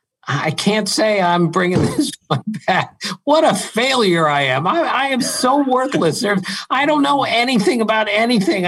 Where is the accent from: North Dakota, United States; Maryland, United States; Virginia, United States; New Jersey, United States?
Maryland, United States; I grew up in Maryland